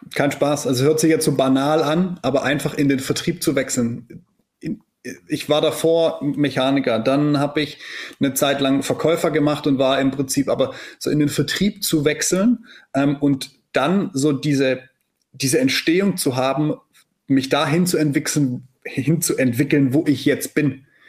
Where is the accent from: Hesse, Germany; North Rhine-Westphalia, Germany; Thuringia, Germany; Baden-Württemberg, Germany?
Baden-Württemberg, Germany; Black Forest; moved away as an adult; also born or lived in near Stuttgart; ich komme aus dem Schwarzwald